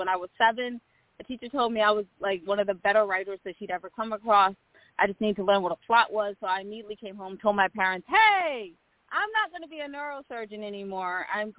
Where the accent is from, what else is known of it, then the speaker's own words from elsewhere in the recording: Annapolis, Maryland, United States; So I grew up in Annapolis as well, which is the suburbs of the suburbs. Because Annapolis is a suburb of D.C., and I grew up in the suburbs of Annapolis.